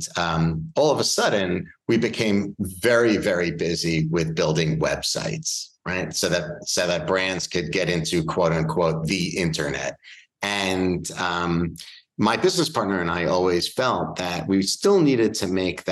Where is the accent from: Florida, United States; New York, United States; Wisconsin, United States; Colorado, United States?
New York, United States; Bellmore; also born or lived in Manhattan, New York; I was raised here in New York. I'm from Long Island, specifically a town named Belmore. It's on the South Shore of Long Island.